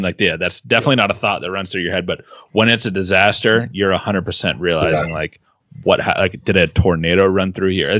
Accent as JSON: {"language": "English", "town": "Johnstown", "region": "Pennsylvania", "country": "United States", "moved": "yes", "said": "I'm originally from Johnstown"}